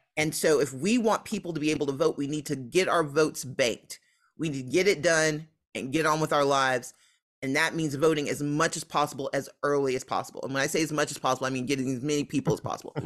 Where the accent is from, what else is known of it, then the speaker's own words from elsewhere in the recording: Mississippi, United States; now in Georgia, United States; I grew up in Mississippi